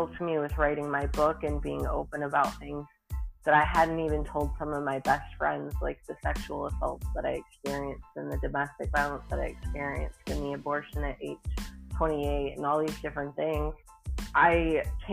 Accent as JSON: {"language": "English", "region": "Michigan", "country": "United States", "moved": "yes", "lives_now": "Tennessee, United States", "said": "I'm a transplant from Michigan living in Tennessee"}